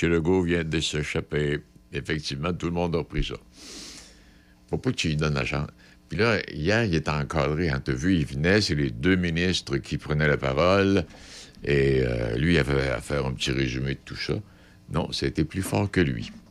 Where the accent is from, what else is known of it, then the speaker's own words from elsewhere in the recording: Quebec, Canada; Moi, je suis un Canadien québécois, un Français. Canadien français